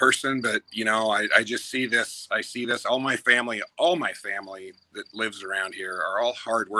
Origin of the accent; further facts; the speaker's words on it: Eugene, Oregon, United States; I'm a native Oregonian. I mean, I was born in Eugene. I can't get much more native than born in Eugene, Oregon.